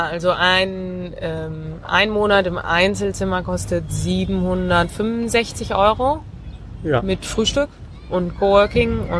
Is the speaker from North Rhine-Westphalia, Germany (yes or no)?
yes; North Rhine-Westphalia, Germany; born there; Ähm, gebürtig aus dem Münsterland.